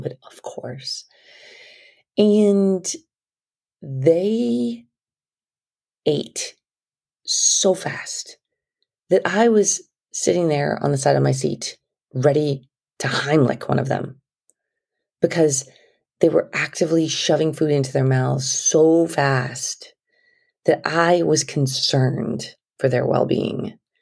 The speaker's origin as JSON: {"language": "English", "region": "New Mexico", "country": "United States", "said": "We're from New Mexico."}